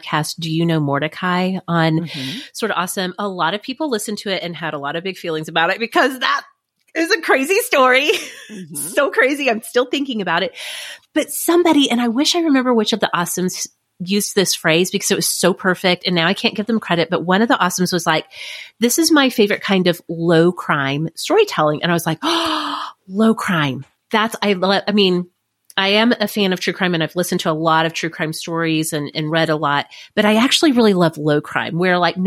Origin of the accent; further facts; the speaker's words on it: United States; I'm such an American